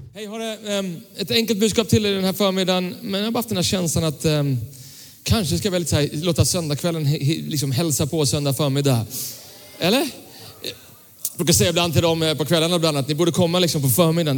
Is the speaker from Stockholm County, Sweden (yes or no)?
yes; Tyresö, Stockholm County, Sweden; när jag växte upp eh, så växte jag upp eh, i, i en pingkyrka söder om Stockholm som, som, som ligger i Tyresö fortfarande, Tyresö pingstkyrka